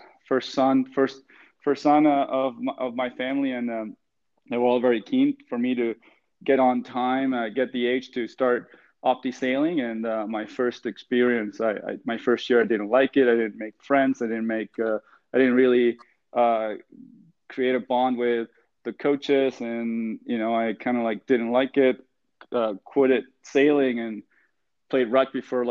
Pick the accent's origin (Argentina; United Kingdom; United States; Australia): Argentina; now in Halifax, Canada; so I grew up in Argentina in a, I would say a sailing family